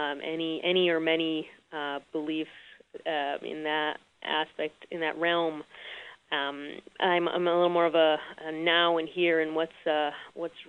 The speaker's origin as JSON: {"language": "English", "town": "Chicago", "region": "Illinois", "country": "United States", "tie": "born or raised there", "said": "I grew up, was born and raised in Chicago"}